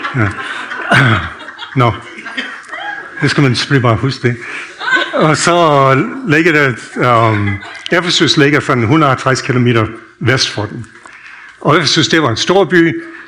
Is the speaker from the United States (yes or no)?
yes; United States; Danish is a second language; now in Denmark; jeg er født opvokset i USA